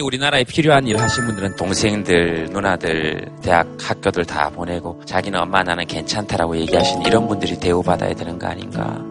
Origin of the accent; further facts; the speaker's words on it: Yeongcheon, North Gyeongsang, South Korea; moved away; 저도 막 이렇게 영천에 살았지만